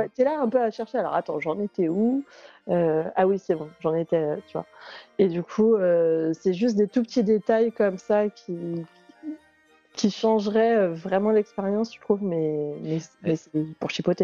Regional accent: France; chez nous en France

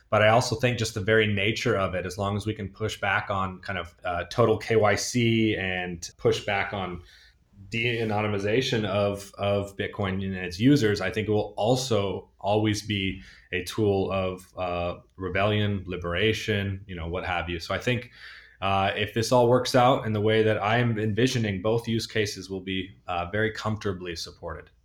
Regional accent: Northern California, United States; moved away; also born or lived in Argentina; I grew up in Northern California and wine country

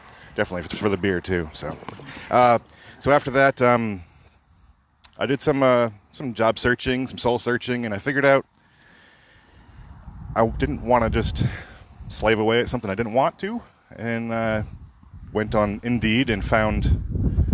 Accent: New Hampshire, United States; moved away as an adult; now in Texas, United States; Don't hold it against me, but I'm a Yankee. I came from the Shire up north, New Hampshire. Wanted to get away from all that white stuff that falls.

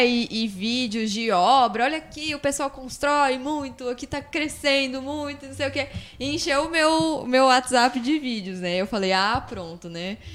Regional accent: Sinop, Mato Grosso, Brazil; moved away as an adult; now in Confresa, Brazil; eu nasci em Sinop, morei minha vida toda em foi. Sinop

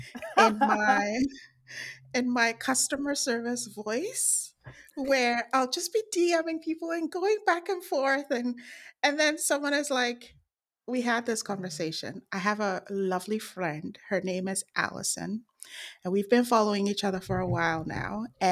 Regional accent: Ghana; we found out that we're both from Ghana.

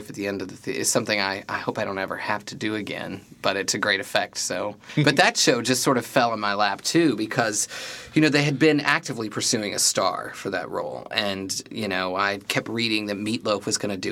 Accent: Texas, United States; now in New York, United States; I'm from Texas, so yeah. wide open spaces in our upbringing.

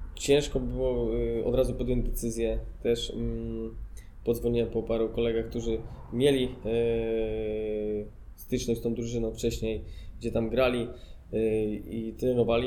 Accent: Łódź, Łódź Voivodeship, Poland; also born or lived in Grodzisk Wielkopolski; now in Łódź, Poland; ja wywodzę się też z dużego miasta, jestem z Łodzi

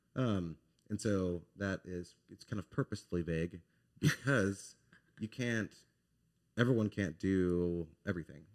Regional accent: Dallas, Texas, United States; moved away as an adult; now in Baton Rouge, United States; I'm from Dallas, Texas.

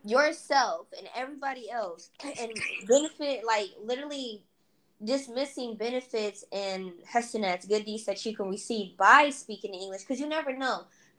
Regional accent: United States; I'm American. Well, we both said the same religion

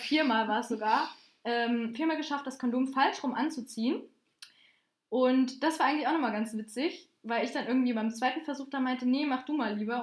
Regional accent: Bonn, North Rhine-Westphalia, Germany; ich komme übrigens aus Bonn

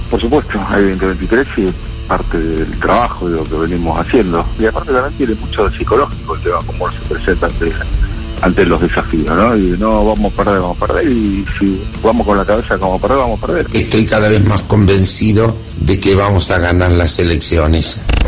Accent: Patagonia, Chile; Yo nací, y me crié en la Patagonia.

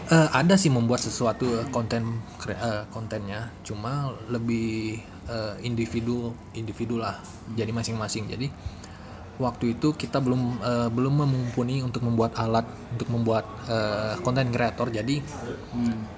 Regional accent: Sumatra, Indonesia; Saya dari Sumatera, dari Sumatera jauh naik pesawat.

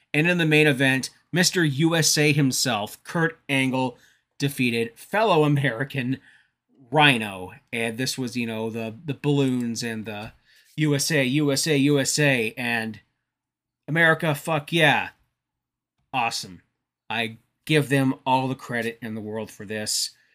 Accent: Canada; I'm a Canadian

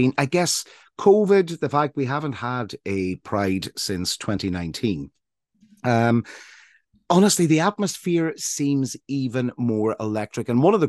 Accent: Ireland; now in England, United Kingdom; I grew up in Ireland in a time when we all fought against one common cause

